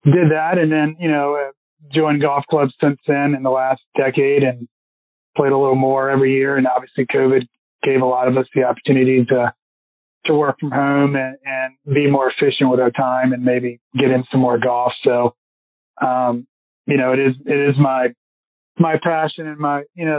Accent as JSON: {"language": "English", "town": "Richmond", "region": "Virginia", "country": "United States", "tie": "born or raised there", "said": "growing up in Richmond"}